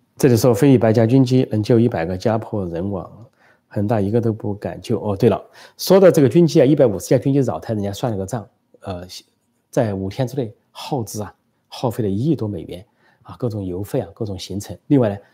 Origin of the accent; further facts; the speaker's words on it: China; 我们中国人